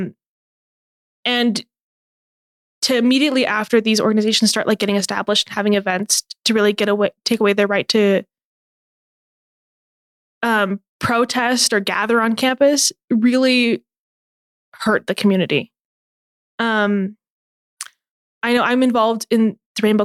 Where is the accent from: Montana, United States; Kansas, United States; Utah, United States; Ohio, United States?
Utah, United States; American Fork; I found a group of members in my hometown, American Fork